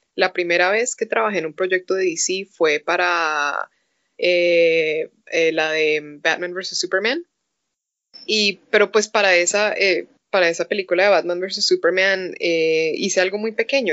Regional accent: Colombia; moved away; fui por primera vez invitada a una convención en Colombia. Chistoso que me invitaron a una convención de donde soy

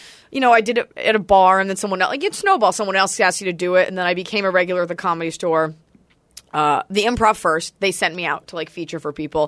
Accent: Dallas, Texas, United States; I'm from Dallas, Texas, where everyone's, like, perfect looking and everyone's family's parents are married

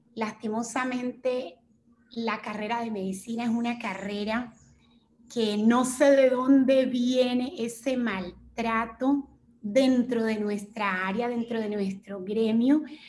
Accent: Chocó, Colombia; moved away as an adult; also born or lived in Bogotá; me fui a la ciudad de Bogotá porque en el departamento del Chocó tampoco tenemos facultades de medicina

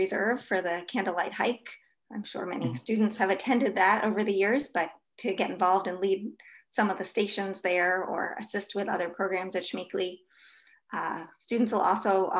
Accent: New York City, New York, United States; moved away as an adult; now in Stevens Point, United States; my experiences growing up in New York City

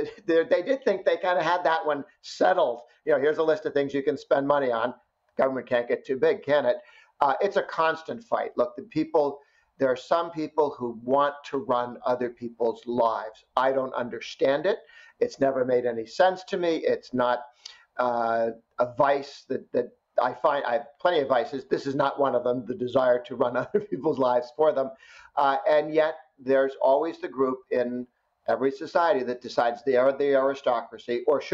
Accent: United States; was born in the United States

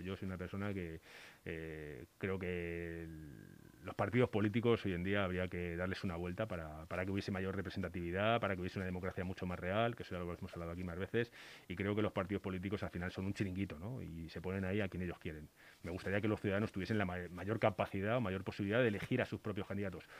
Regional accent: Spain; also born or lived in Batres

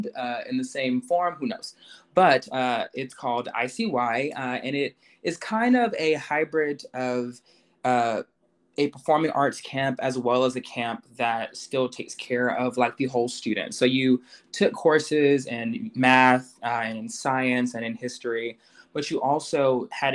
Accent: Atlanta, Georgia, United States; also born or lived in West Palm Beach, Florida; now in New York, United States; I was born in Florida, but grew up in Atlanta, kind of in and around Atlanta

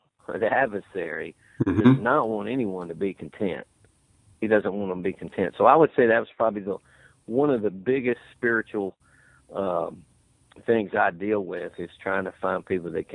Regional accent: Charlotte, North Carolina, United States; me and my brother, we grew up in Charlotte around racing and around NASCAR

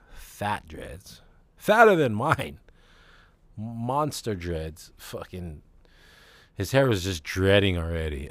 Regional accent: Hawaii, United States; I am Hawaiian, and I guess I'm Asian

